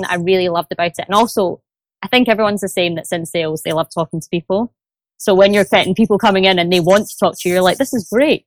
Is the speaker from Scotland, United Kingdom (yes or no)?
yes; Glasgow, Scotland, United Kingdom; accent: Glaswegian; now in London, United Kingdom; I'm originally from Glasgow, but I am based in London office, so which you might hear by the accent.